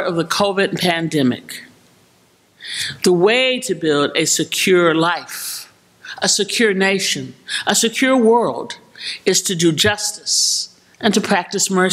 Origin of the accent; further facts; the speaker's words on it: Chicago, Illinois, United States; my hometown of Chicago